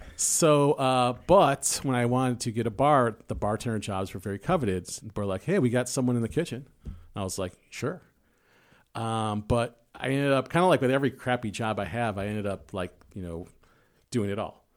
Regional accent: Chicago, Illinois, United States; I'm from South Side of Chicago.

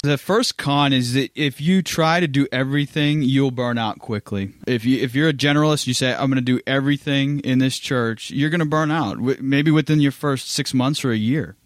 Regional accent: Pittsburgh, Pennsylvania, United States; also born or lived in Louisville, Kentucky / South Carolina; now in Orange City, United States; I'm originally from Pittsburgh, Pennsylvania, and I came to Orange City, Iowa as a missionary

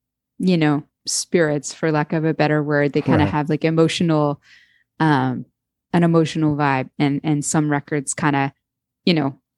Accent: Canada; We're both from Canada.

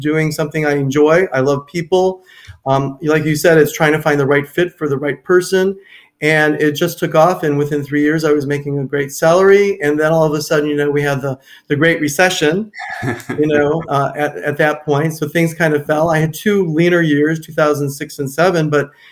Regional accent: Cleveland, Ohio, United States; moved away as an adult; also born or lived in Minneapolis–Saint Paul, Minnesota; now in Naples, United States; I grew up in Cleveland, Ohio

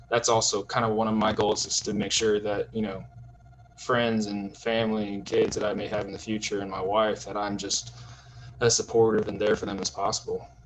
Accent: Tulsa, Oklahoma, United States; also born or lived in Houston, Texas / New Jersey; I grew up mostly in Tulsa, you know, private school kid from Tulsa, Oklahoma

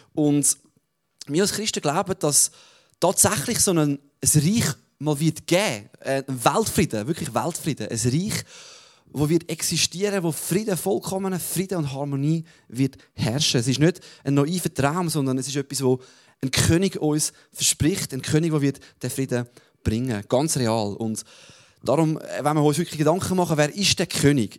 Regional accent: Switzerland; als Schweizer dürfen wir natürlich nie vergessen

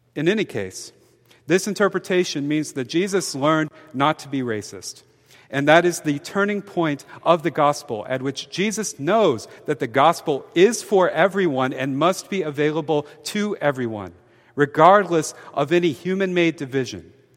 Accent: Mobile, Alabama, United States; I'm from Mobile, Alabama. My hometown has an infamously

